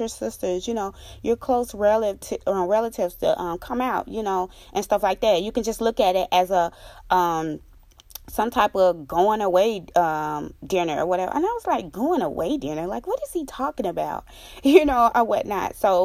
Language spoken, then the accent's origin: English; Mississippi, United States; moved away; my home state, Mississippi